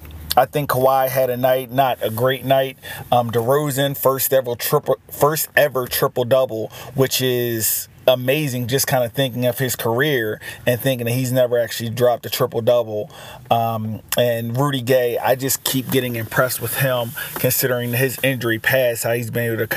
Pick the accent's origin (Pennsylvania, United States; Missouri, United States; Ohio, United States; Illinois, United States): Pennsylvania, United States; Philadelphia; I'm a virgin from Philadelphia